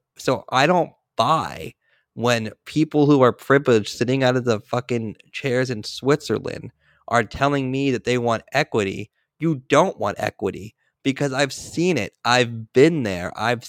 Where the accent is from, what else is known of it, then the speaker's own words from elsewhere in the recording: Israel; The reason this is a personal for me is having spent some time growing up in Israel and having friends that are still over there